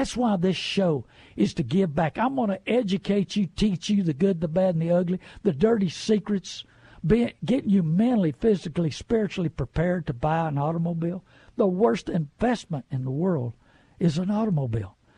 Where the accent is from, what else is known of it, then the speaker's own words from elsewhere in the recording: New Brunswick, Canada; I was born and raised in New Brunswick.